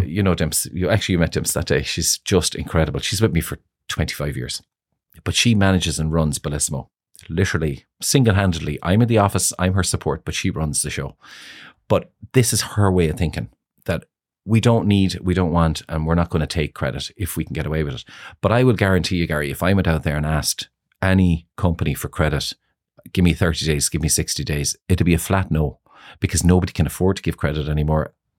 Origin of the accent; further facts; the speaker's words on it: Ireland; also born or lived in Moscow, Russia; We were very, very, very close family growing up in Greenfields